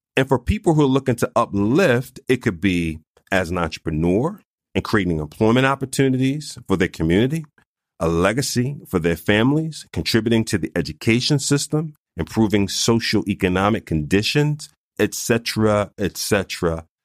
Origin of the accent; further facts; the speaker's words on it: Philadelphia, Pennsylvania, United States; I was born and raised in North Philadelphia, not too far from Eighth and Butler